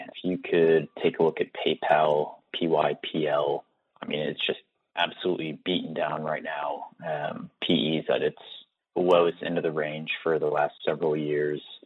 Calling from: England, United Kingdom; I'm calling from England

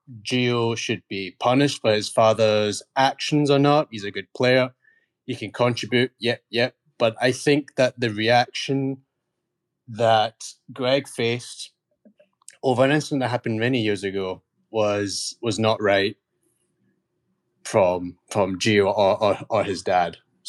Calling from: Houston, Texas, United States; Houston. Houston, Texas.

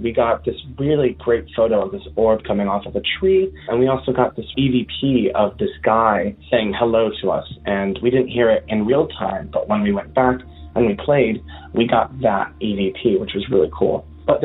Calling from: Hartford area, Connecticut, United States; I am calling in from Connecticut. I live in the Hartford area.

